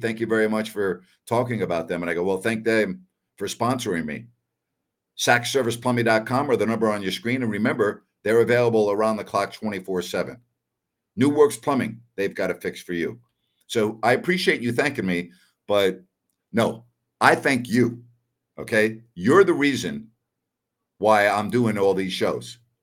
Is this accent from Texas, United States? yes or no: no; Long Island, New York, United States; I'm from Long Island